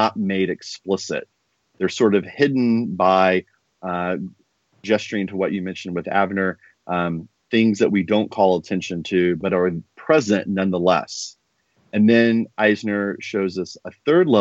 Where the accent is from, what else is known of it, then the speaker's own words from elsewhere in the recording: Indiana, United States; I'm from Indiana, positioning my background.